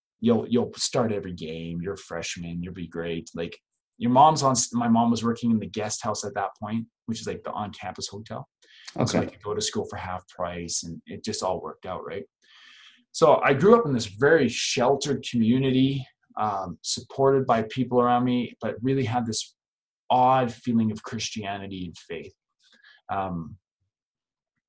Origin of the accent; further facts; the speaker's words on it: Calgary, Alberta, Canada; also born or lived in Three Hills, Alberta; now in Lethbridge, Canada; we grew up in Calgary, Alberta. It's a city of about 1.5 million people. And then when I was 13 years old, we just couldn't afford to live there anymore.